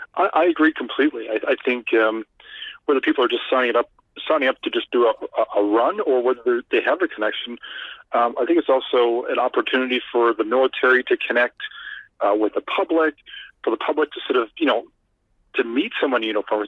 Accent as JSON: {"language": "English", "country": "Canada"}